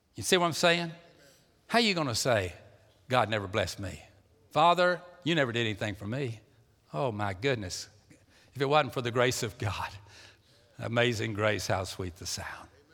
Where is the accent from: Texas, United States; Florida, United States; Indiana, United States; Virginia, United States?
Texas, United States; Pasadena; I was born in Pasadena, Texas, and I was, uh, lived at four oh two Johnson Street